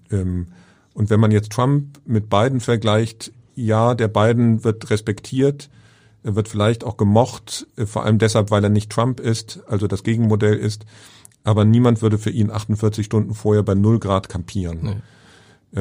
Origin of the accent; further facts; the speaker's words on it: Germany; als Deutscher